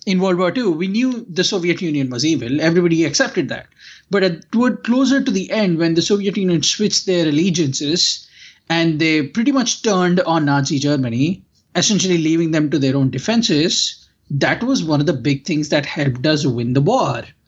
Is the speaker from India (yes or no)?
yes; India; now in United States; growing up in India